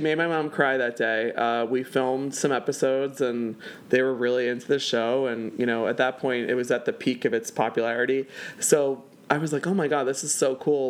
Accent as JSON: {"language": "English", "region": "New Jersey", "country": "United States", "tie": "born or raised there", "moved": "as an adult", "lives_now": "Philadelphia, United States", "said": "I was born in a very dangerous part of South Philly, and my parents uh, worked their asses off to buy a house in South Jersey"}